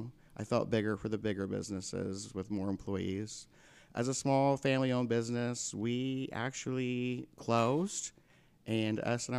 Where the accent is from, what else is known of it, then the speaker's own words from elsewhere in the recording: Vincennes, Indiana, United States; I left and went to college and came back, and Main Street had died in my hometown a little bit.